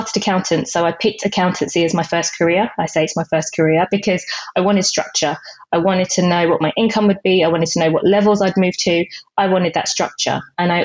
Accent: United Kingdom; also born or lived in Jamaica; I came to the UK when I was 3

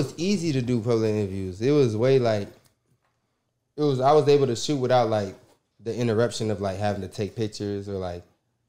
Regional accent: North Side, Georgia, United States; also born or lived in Democratic Republic of the Congo; Nah, I'm from the North Side, not Atlanta.

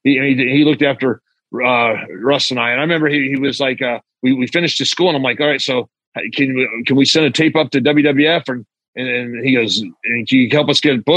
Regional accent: Oklahoma, United States; I'm growing up in Oklahoma at the time

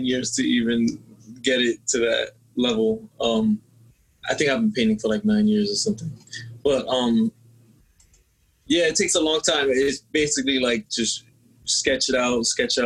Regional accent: New York City, New York, United States; growing up in the Bronx, graffiti was like a big influence to me

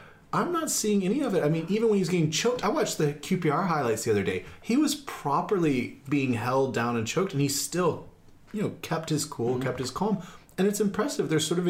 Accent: United States; also born or lived in Mississippi / Washington, D.C.; now in United Kingdom; I grew up supporting teams in Mississippi and in DC where I lived.

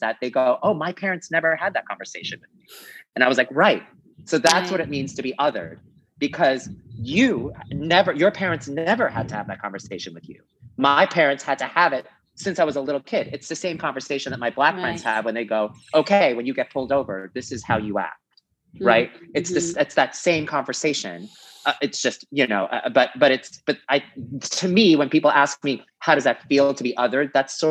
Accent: New York City, New York, United States; I grew up in New York City.

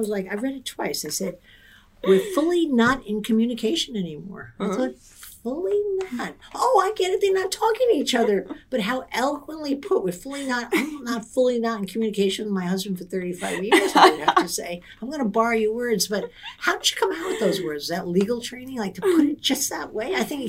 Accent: Ireland; I'm Irish.

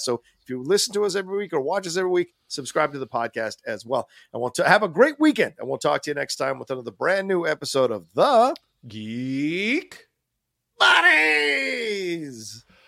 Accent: Virginia, United States; growing up in Virginia, you know, we didn't have a lot of money

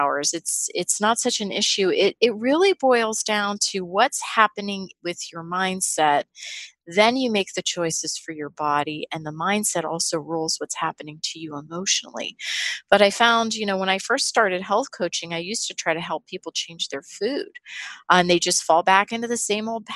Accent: Pittsburgh, Pennsylvania, United States; I grew up in Pittsburgh in a blue collar family

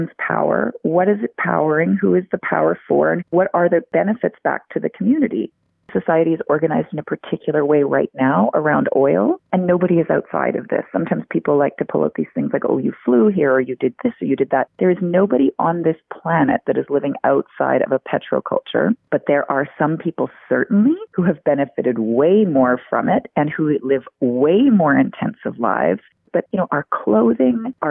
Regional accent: Alberta, Canada; I'm actually from Alberta originally, and now I teach at the University of Alberta

